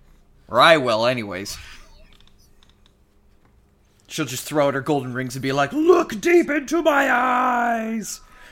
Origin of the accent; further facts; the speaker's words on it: Canada; I'm a Canadian.